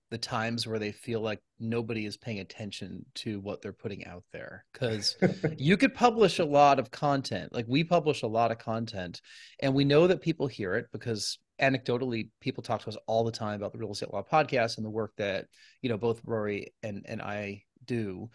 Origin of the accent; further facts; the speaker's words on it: New York, United States; So, you know, I grew up in the New York area. I've lived in New England for over half my adult life.